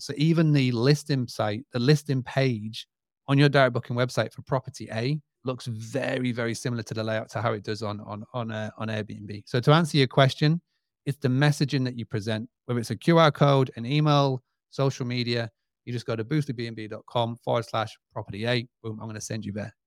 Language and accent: English; United Kingdom; accent: British; my British accent